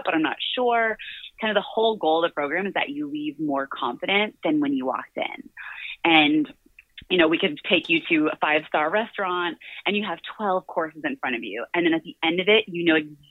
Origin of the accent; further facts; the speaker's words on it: Florida, United States; moved away as an adult; also born or lived in London; I'm from Florida originally, grew up in a really modest household.